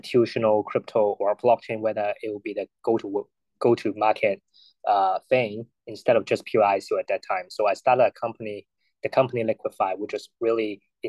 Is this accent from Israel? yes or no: no; Hong Kong; I was born and raised in Hong Kong